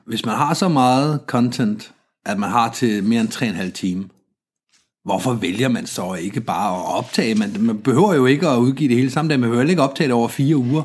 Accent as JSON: {"language": "Danish", "country": "Denmark", "said": "som, som dansker"}